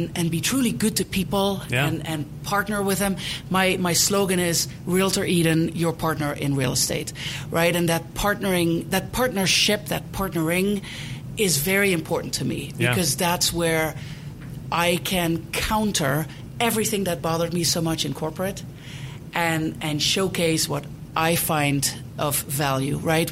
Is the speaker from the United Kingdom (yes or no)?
no; Netherlands; English is a second language; moved away as an adult; also born or lived in East Coast, United States / Prescott, Arizona; now in Denver, United States; I was born and raised in the Netherlands, or Holland, as most people call it.